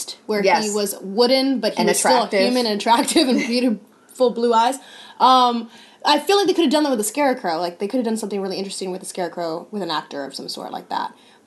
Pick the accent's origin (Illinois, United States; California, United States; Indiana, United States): California, United States; moved away; also born or lived in Alaska; I'm from California originally